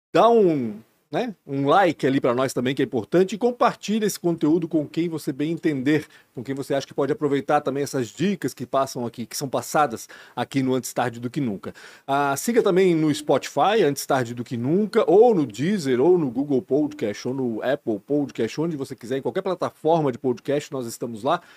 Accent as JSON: {"language": "Portuguese", "town": "Blumenau", "region": "Santa Catarina", "country": "Brazil", "tie": "born or raised there", "also_born_or_lived": "Belo Horizonte, Minas Gerais", "said": "eu vim de Belo Horizonte para Blumenau, eu tinha seis anos de idade"}